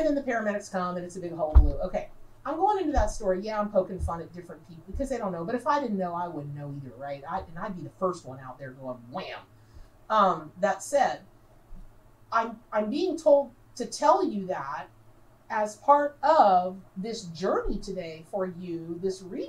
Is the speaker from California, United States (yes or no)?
no; Dunnellon, Florida, United States; I grew up in Denellen, Florida.